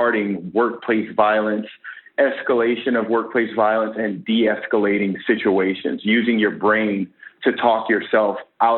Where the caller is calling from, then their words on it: San Diego, California, United States; I am calling from San Diego, California.